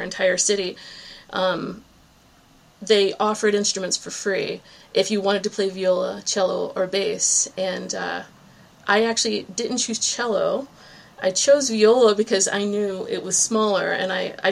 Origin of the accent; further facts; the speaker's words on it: Virginia Beach, Virginia, United States; moved away as an adult; also born or lived in New England; now in Cape Cod, Massachusetts, United States; my hometown, Virginia Beach, Virginia